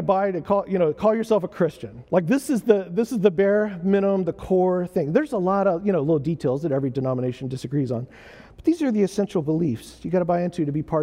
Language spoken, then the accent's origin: English; United States; I'm an American